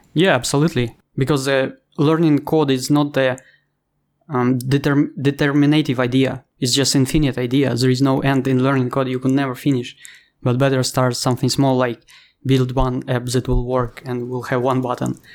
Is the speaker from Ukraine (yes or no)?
yes; Ukraine; English is a second language; moved away as an adult; also born or lived in Thailand; now in Bali, Indonesia; I'm I'm from Ukraine